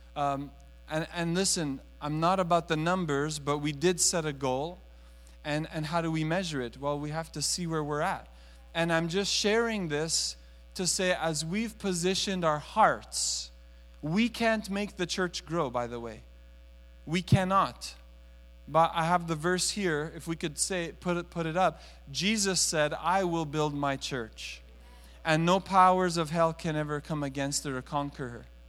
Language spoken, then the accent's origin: English; Montreal, Quebec, Canada; now in Toronto, Canada; I was raised in Montreal